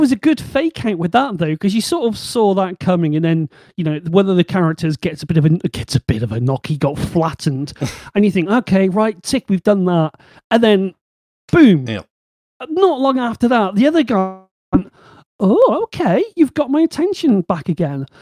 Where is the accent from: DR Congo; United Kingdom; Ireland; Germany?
United Kingdom; Bristol, South West England; accent: Bristol; my Bristol accent